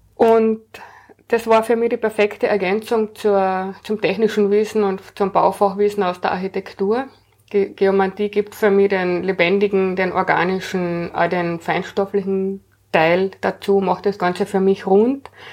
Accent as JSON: {"language": "German", "region": "Carinthia", "country": "Austria", "tie": "born or raised there", "also_born_or_lived": "Vienna", "moved": "as an adult", "said": "Ich bin in Kärnten aufgewachsen, bin dann nach der Matura nach Wien gekommen zum Studieren"}